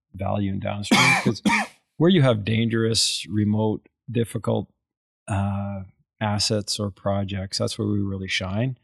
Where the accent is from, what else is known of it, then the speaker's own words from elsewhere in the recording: Calgary, Alberta, Canada; we're from Caliger, Alberta. I, I, I grew up in the oil patch